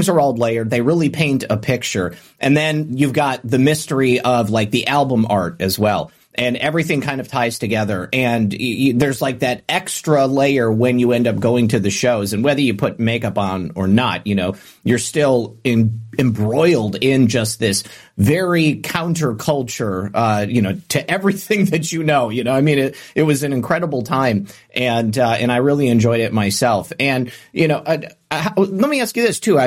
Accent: Michigan, United States; I was from Michigan

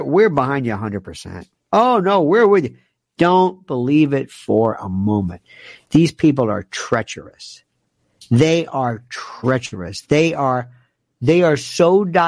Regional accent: United States; I'm an American, and I oftentimes find problems with my country.

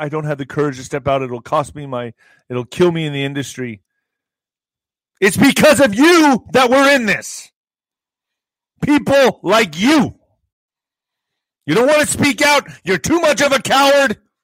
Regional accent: El Paso, Texas, United States; El Paso, my hometown

